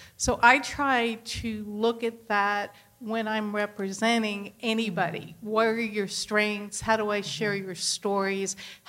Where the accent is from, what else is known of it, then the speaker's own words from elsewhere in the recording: the North, United States; moved away; also born or lived in New York; I grew up in the North.